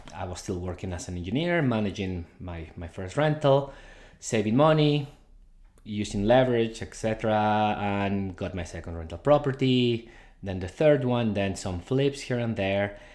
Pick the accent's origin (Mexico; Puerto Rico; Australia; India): Mexico; Guadalajara, Jalisco; now in Canada; I was born in Guadalajara, Mexico